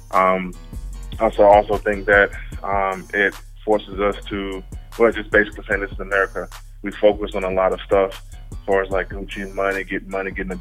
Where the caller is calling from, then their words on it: Mooresville, United States; I'm calling from Mooresville.